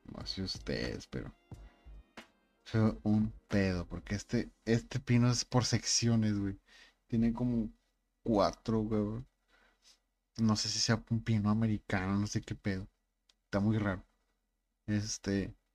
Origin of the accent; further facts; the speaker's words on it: Monterrey, Nuevo León, Mexico; Soy Regio